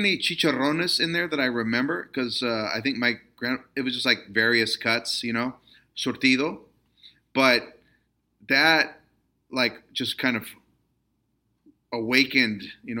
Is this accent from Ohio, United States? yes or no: no; Stockton, California, United States; I'm a pocho and I grew up in Stockton, California. But my grandmother was from Aguascalientes.